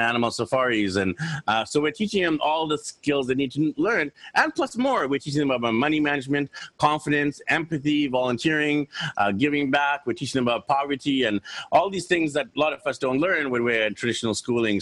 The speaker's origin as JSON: {"language": "English", "town": "Vancouver", "region": "British Columbia", "country": "Canada", "tie": "born or raised there", "moved": "as an adult", "said": "So I'm from Vancouver, BC, Canada. I'm happily married to my wife, Anne, and we have three wonderful kids. And growing up in Vancouver"}